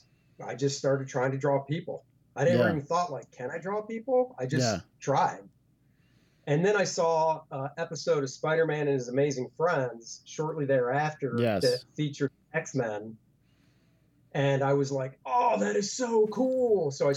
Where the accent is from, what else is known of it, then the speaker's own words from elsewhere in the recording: Beltsville, Maryland, United States; Maryland, right outside of DC.